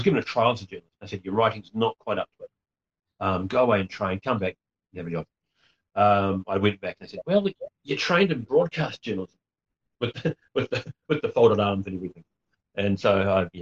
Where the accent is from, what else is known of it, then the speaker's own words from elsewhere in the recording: Gisborne, New Zealand; I grew up running around the Gisborne Herald when I was a kid